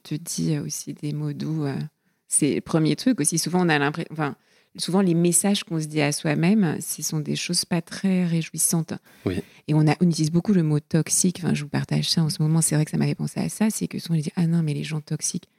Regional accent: southern Finistère, Brittany, France; j'ai grandi dans le Finistère Sud, près de, la, mer, dans un port de pêche

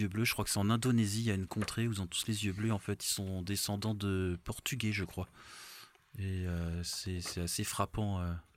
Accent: Alsace, Grand Est, France; also born or lived in Benin; chez moi en Alsace

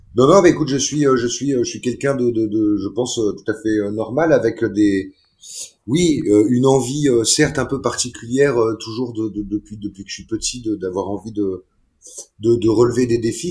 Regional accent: Paris, Île-de-France, France; moved away; quand j'étais petit, j'étais à Paris

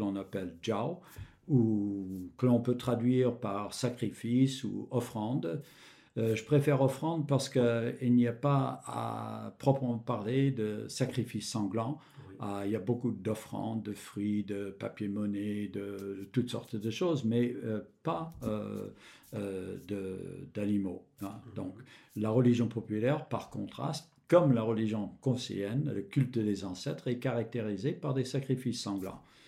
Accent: Michigan, United States; moved away; j'ai grandi dans l'État de Michigan

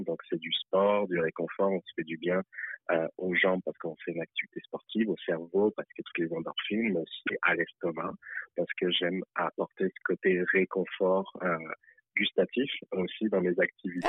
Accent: France; moved away as an adult; now in Montreal, Canada; je suis né en France

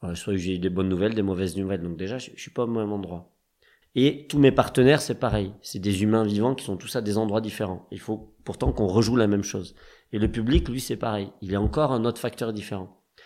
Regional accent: Toulouse, Occitania, France; moved away as an adult; also born or lived in Paris / Strasbourg; je viens de Toulouse, qui est une ville de cirque. Euh, et que là-bas, euh, au lycée aussi, bah, on avait un club cirque en fait.

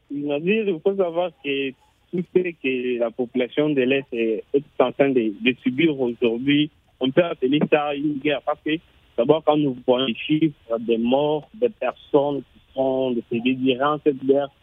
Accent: Brazzaville, Republic of the Congo; je suis congolais de Brazzaville.

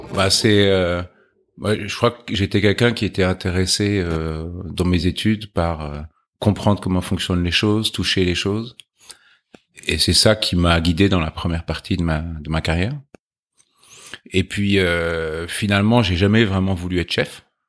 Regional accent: Chatou, Île-de-France, France; Alors, moi, j'ai grandi en région parisienne.

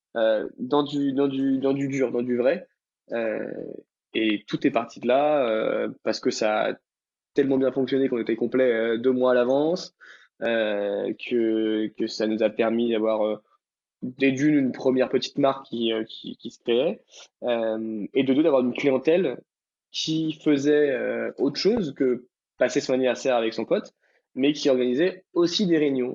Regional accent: Brittany, France; moved away; Bretagne avant surtout, qui est, qui est, mon pays d'origine. Oui, c'est un, pays, la Bretagne, il faut le savoir. où je suis depuis tout petit

